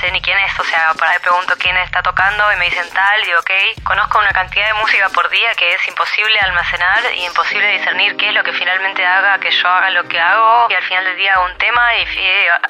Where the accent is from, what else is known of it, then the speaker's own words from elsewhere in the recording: Buenos Aires, Argentina; now in Berlin, Germany; Soy de Buenos Aires, vivo en Berlín.